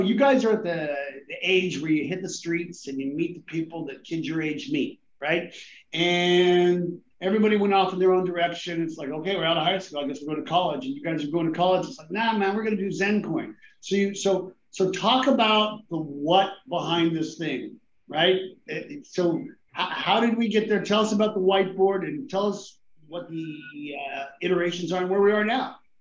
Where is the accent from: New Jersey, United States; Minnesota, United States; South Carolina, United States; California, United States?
California, United States; Southern; growing up in Southern California